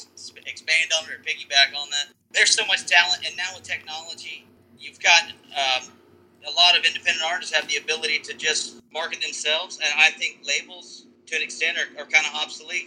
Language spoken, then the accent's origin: English; Charlotte, North Carolina, United States; moved away as an adult; now in Louisville, United States; I'm from Charlotte, Concord area